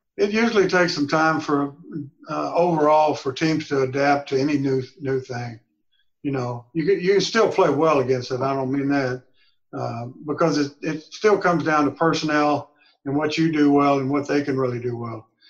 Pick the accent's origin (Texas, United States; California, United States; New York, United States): Texas, United States; I'm from Texas